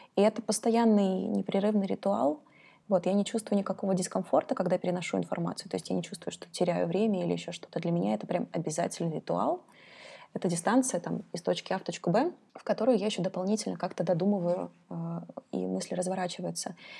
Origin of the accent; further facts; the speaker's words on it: Kazakhstan; now in Russia; я из Казахстана, и там такая средняя температура в году — это 30-35 градусов. И, конечно, я привыкла к солнцу